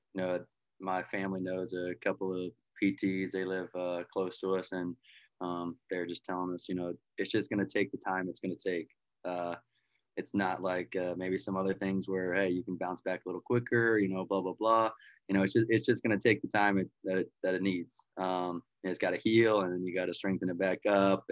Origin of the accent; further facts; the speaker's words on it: Lutz, Florida, United States; also born or lived in Wichita, Kansas; moved to just outside of Tampa, Florida, Lutz, Florida, and been there ever since